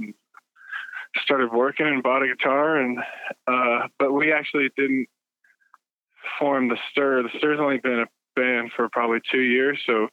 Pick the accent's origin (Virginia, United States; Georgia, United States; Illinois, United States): Georgia, United States; Atlanta; we're from Atlanta